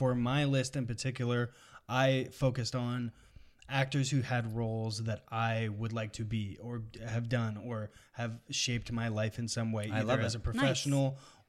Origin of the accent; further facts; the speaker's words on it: Pasadena, California, United States; also born or lived in Echo Park, Los Angeles / Glendale; I was born in Echo Park, then I moved to Glendale for a hot minute, and then most of my time was spent in Pasadena.